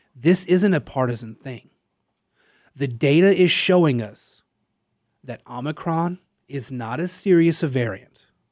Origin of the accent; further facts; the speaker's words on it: Louisiana, United States; I'm from Louisiana